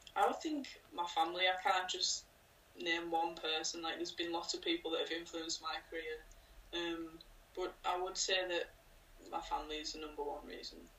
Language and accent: English; Cumbria, North West England, United Kingdom; I'm from Cumbria